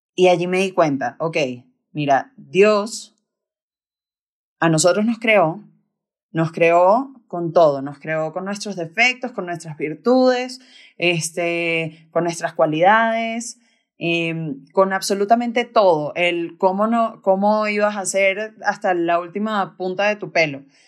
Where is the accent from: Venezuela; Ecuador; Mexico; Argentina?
Venezuela; Caracas, Capital District; now in Bogotá, Colombia; soy de Venezuela, de Caracas, y tengo 28 años. Ahorita, ahorita vivo aquí en, en Bogotá